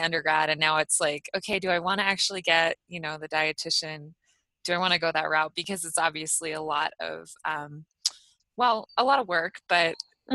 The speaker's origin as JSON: {"language": "English", "town": "Houston", "region": "Texas", "country": "United States", "said": "I'm also from Houston"}